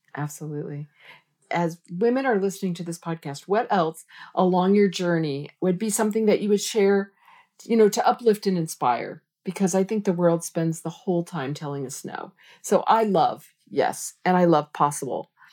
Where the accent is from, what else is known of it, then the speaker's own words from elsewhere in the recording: United States; I'm a American girl